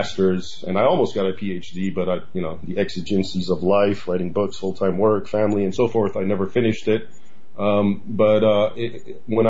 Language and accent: English; United States; I was born here actually in the United States, but my parents came here from Egypt